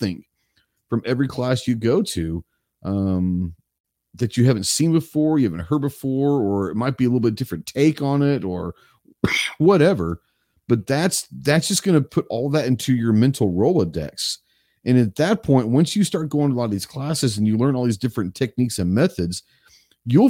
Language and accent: English; Texas, United States; You grew up in Texas